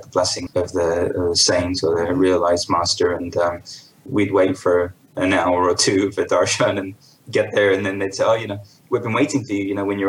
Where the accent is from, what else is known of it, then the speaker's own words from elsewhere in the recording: London, United Kingdom; I was born into an Indian family in London in 1978